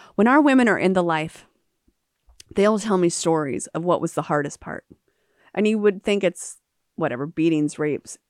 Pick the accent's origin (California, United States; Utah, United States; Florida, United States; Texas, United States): Florida, United States; Jacksonville; also born or lived in Calcutta, India; I came back from India to Jacksonville, and I met women in my own city